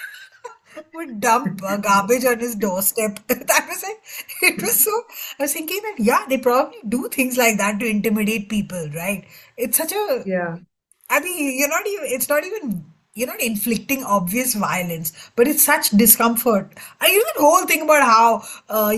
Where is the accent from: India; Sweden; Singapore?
India; as an Indian reader